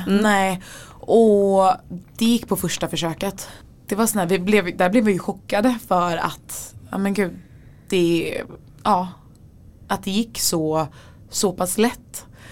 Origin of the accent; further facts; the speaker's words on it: Gothenburg, Västra Götaland, Sweden; also born or lived in Örebro; now in Stockholm, Sweden; jag är från Göteborg